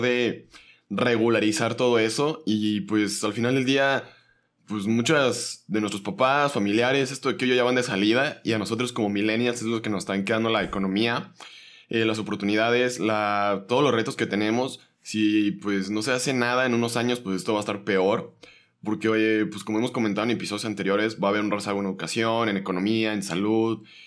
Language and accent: Spanish; Mexico